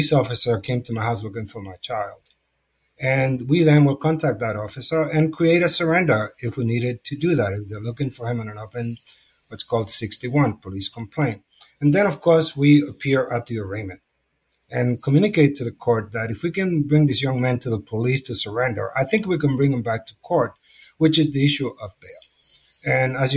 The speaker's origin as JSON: {"language": "English", "town": "New York City", "region": "New York", "country": "United States", "tie": "born or raised there", "said": "I come from the Lower East Side, where I'm homegrown, and I have lived there through this duration of this organization"}